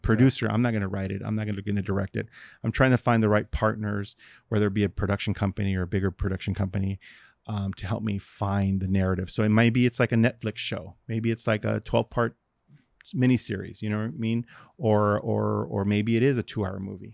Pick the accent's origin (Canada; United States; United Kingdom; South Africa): United States; Los Angeles, California; I grew up in Watts